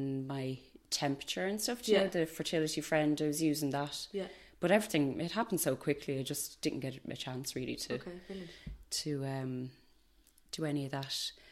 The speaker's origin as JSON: {"language": "English", "town": "Naas", "region": "County Kildare", "country": "Ireland", "tie": "born or raised there", "said": "we've lived in Naas for all our lives. We're both from Naas."}